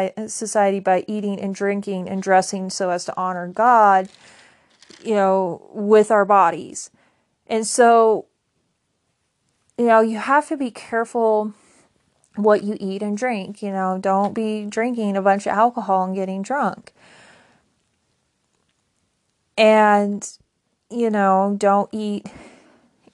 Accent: United States; I'm from the United States

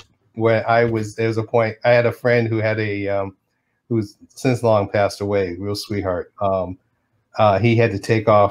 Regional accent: Detroit, Michigan, United States; moved away as an adult; also born or lived in Boston / New York; I am born and raised Detroit, not far from Motown, the actual Motown either.

